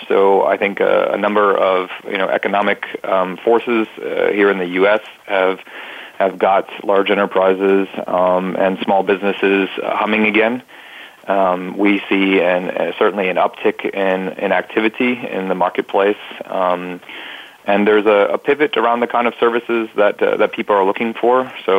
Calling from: Columbia, South Carolina, United States; I'm calling in from Columbia, South Carolina.

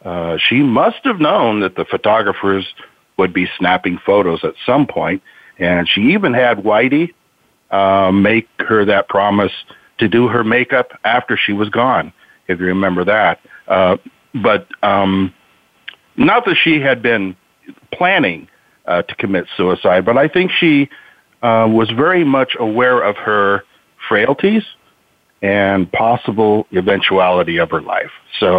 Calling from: Marysville, Washington, United States; Marysville, Washington.

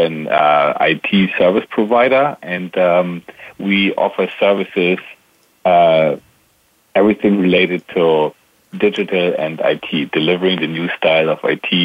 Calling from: Double Oak, Texas, United States; So I'm dialing in from the Dallas-Fort Worth area in beautiful Double Oak, Texas.

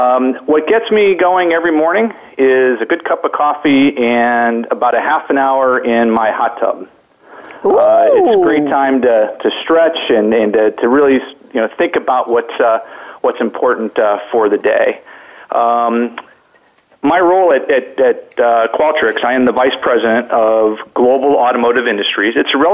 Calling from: Detroit, Michigan, United States; So I'm calling from the Motor City capital, right here in southern, southeastern Michigan in the Detroit area, where it is actually sunny out today.

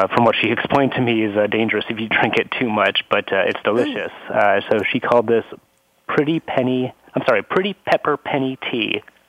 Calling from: San Francisco, California, United States; I'm calling in from San Francisco from my office here. This is my location normally when I'm not on the road.

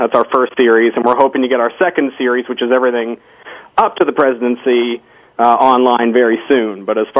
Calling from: Arlington, Virginia, United States; So I'm calling you from Arlington in my apartment now

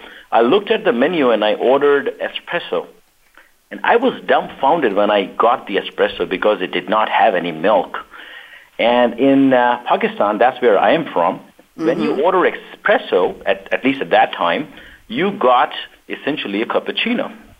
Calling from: San Ramon, California, United States; So I am dialing in from San Ramon, California, which is 45 minutes north of where Naeem is and 45 minutes east of San Francisco.

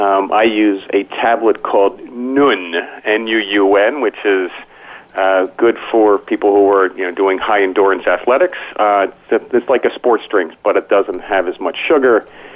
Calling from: outside Philadelphia, Pennsylvania, United States; I'm calling from just outside of Philadelphia, Pennsylvania.

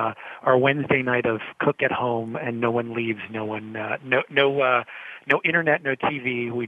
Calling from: New York City, New York, United States; I am sitting in downtown New York City

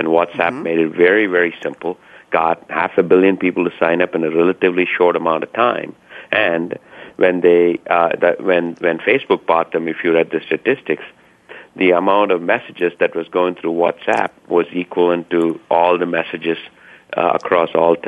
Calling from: Seattle, Washington, United States; I'm calling from Seattle, Washington

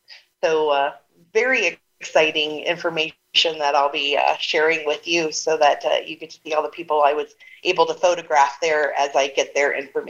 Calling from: Las Vegas, Nevada, United States; I'm calling in from Vegas today.

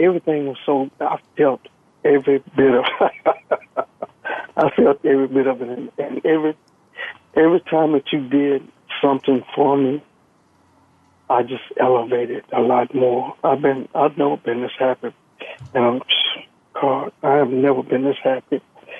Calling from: Texas, United States; I'm calling from Texas.

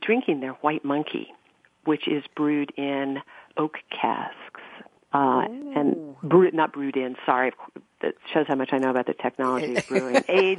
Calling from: Pennsylvania, United States; Nick is so much closer to his beer than I am because I'm in southeastern Pennsylvania, so it's just afternoon.

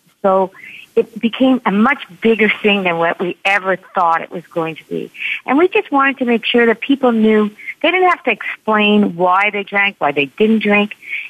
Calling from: Montreal, Quebec, Canada; I am in Montreal, Canada.

